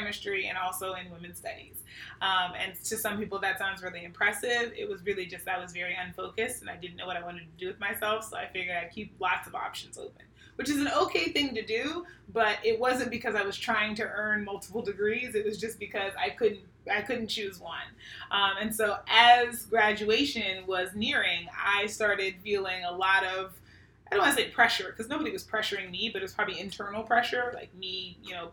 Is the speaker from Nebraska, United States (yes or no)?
no; Pittsburgh, Pennsylvania, United States; now in Sacramento, United States; I was born and raised in Pittsburgh, Pennsylvania